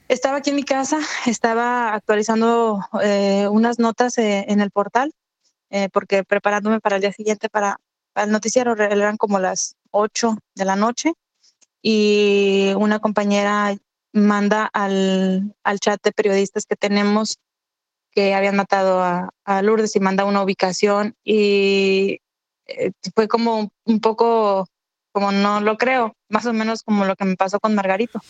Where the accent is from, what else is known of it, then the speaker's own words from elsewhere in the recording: Michoacán, Mexico; also born or lived in Baja California; now in Tijuana, Mexico; Yo soy de Michoacán